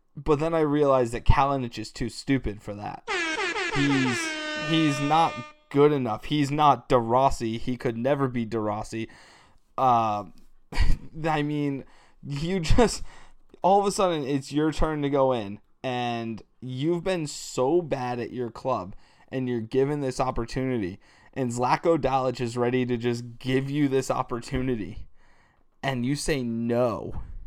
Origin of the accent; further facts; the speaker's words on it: United States; as an American soccer person